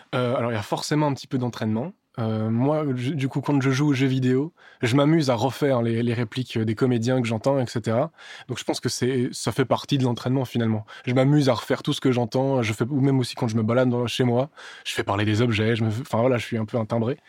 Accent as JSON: {"language": "French", "country": "Switzerland", "also_born_or_lived": "Serbia", "moved": "yes", "lives_now": "France", "said": "Suisse, mais d'origine serbe"}